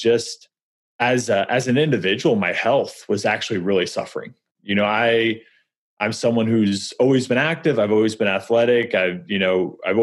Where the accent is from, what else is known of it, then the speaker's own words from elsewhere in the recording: Missouri, United States; moved away as an adult; also born or lived in New York; now in St. Louis, United States; We're originally from Missouri.